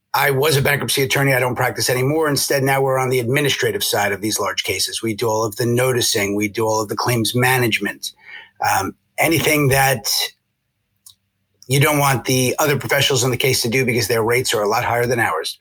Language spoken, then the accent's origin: English; New York City, New York, United States; moved away as an adult; also born or lived in Syracuse, New York; now in Connecticut, United States; New Yorker, born and raised till I was about 30. I grew up in Hollis Hills, Queens, public schools